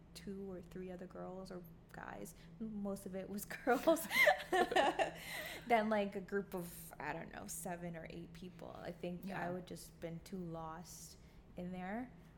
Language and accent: English; Bahamas; now in Canada; because obviously I'm not Canadian, and I never identified myself as one. I was Bahamian, but like, they'll be like, oh, you don't sound Caribbean.